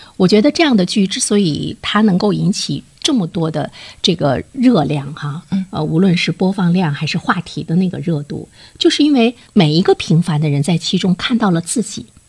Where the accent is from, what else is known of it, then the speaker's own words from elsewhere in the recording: Dalian, Liaoning, China; 我们大连人都非常熟悉